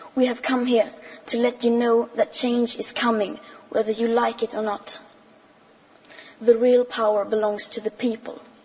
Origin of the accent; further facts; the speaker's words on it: Sweden; I am 15 years old and I'm from Sweden.